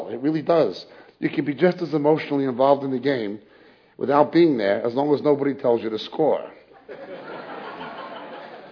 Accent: New York, United States; accent: New York; now in England, United Kingdom; Despite my New York accent, I live in England

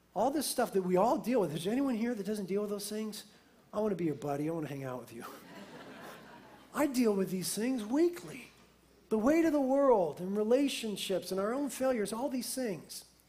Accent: United States; being American Christians

